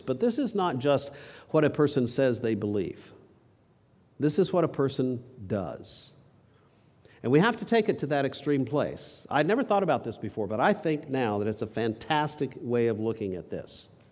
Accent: New Mexico, United States; I grew up in New Mexico

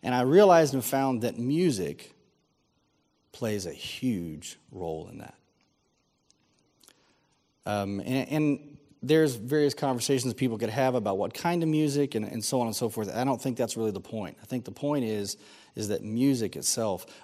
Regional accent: San Antonio, Texas, United States; I grew up here in San Antonio

